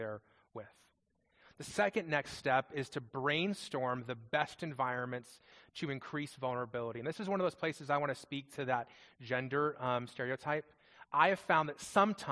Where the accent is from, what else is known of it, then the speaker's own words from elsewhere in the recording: Las Vegas, Nevada, United States; moved away; I grew up in Las Vegas